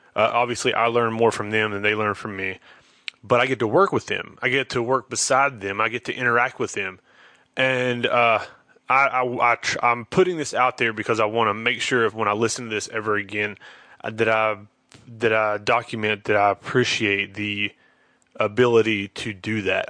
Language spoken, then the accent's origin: English; Charlotte, North Carolina, United States; I'm from Charlotte